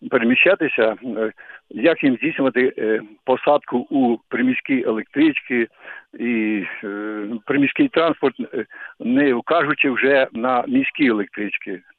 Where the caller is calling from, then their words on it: Kyiv, Ukraine; я з Києва.